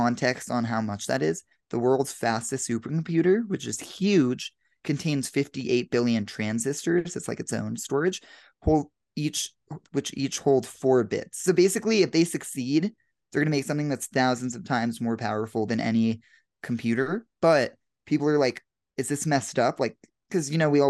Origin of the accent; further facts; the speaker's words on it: Denver, Colorado, United States; now in Los Angeles, United States; I'm here in Denver, Colorado, back in my hometown for the weekend.